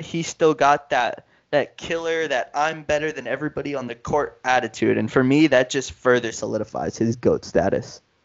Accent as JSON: {"language": "English", "town": "Miami", "region": "Florida", "country": "United States", "said": "we're from Miami"}